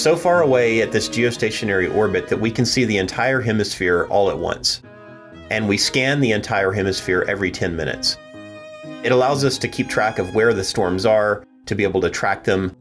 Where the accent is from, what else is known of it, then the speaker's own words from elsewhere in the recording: Georgia, United States; I grew up in Georgia